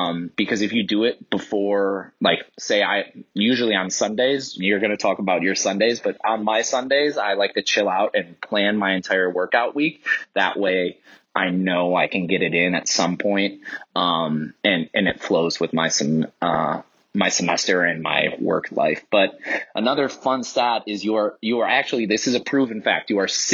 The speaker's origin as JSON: {"language": "English", "town": "Cleveland", "region": "Ohio", "country": "United States", "said": "I'm from Cleveland, Ohio"}